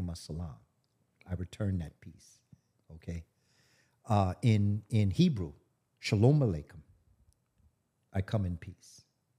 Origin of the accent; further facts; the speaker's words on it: New York, United States; I'm from New York. We're here in Atlanta.